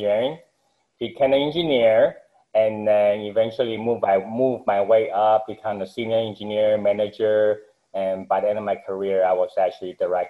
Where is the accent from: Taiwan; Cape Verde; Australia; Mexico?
Taiwan; Taipei; now in Houston, United States; I actually found Taiwan originally, Taipei, Taiwan, and then my family moved over to the U.S. when I was 15, mm-hmm. and to Houston, the Woodlands, which is the north part of Houston